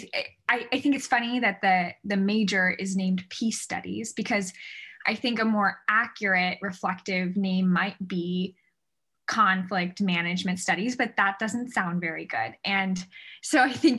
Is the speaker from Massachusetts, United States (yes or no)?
no; Northern California, United States; also born or lived in Indiana; I grew up in Northern California